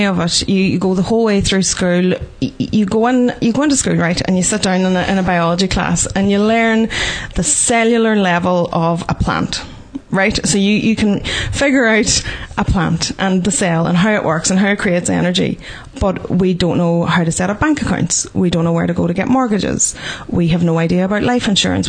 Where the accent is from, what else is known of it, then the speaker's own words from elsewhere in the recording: Ireland; As Irish people